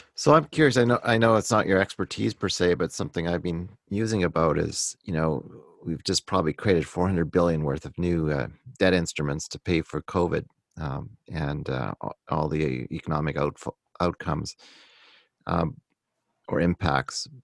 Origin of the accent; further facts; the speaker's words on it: Canada; I'm excited about being Canadian